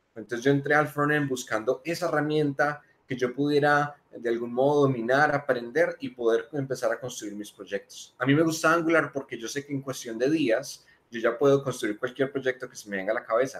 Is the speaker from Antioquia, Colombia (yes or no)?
no; Manizales, Caldas, Colombia; moved away as an adult; now in Medellín, Colombia; Yo soy de Manizales, eh, vivo en Medellín hace tres años